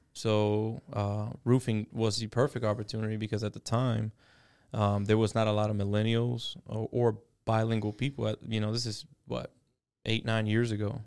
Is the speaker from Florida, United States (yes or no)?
yes; Miami, Florida, United States; now in Southwest Florida, United States; born and raised in Miami, Florida. I moved to Southwest Florida when I was twenty